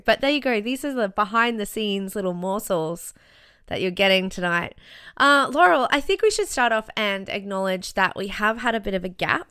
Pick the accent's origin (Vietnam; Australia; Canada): Australia; Brisbane, Queensland; also born or lived in Sydney; I went back to Brisbane, which is my hometown, which is where my parents live